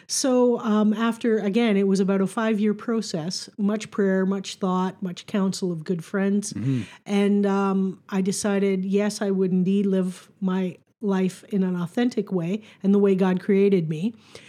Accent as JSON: {"language": "English", "town": "Welland", "region": "Ontario", "country": "Canada", "tie": "born or raised there", "also_born_or_lived": "Fort Erie", "said": "I grew up in Welland Font Hill up until I was about 12, and then we moved to Fort Erie. But so this was like coming home to me."}